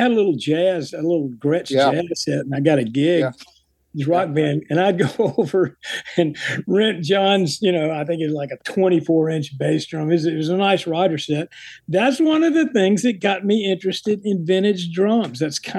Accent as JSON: {"language": "English", "town": "Jackson", "region": "Mississippi", "country": "United States", "tie": "born or raised there", "moved": "as an adult", "said": "playing in Jackson, Mississippi, my hometown."}